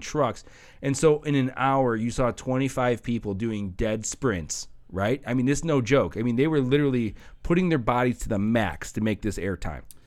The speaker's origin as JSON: {"language": "English", "town": "Hammond", "region": "Indiana", "country": "United States", "tie": "born or raised there", "said": "I grew up in Hessville till eighth grade"}